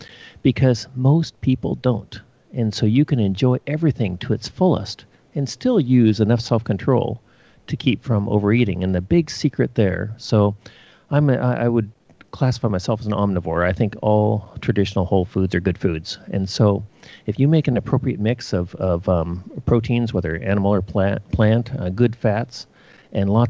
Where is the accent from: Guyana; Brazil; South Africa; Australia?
Australia; Western Australia; moved away as an adult; now in Portland, United States; I grew up in Western Australia, and so I did medical school there